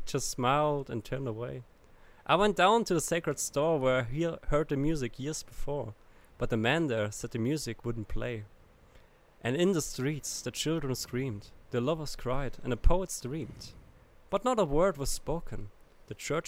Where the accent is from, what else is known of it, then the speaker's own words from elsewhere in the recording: Germany; English is a second language; I'm from Germany